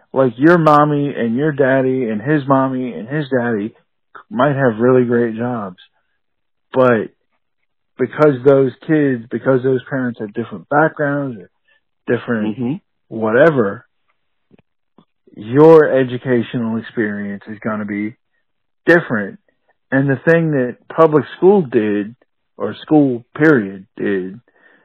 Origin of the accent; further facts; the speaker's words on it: the South, United States; we're both from the South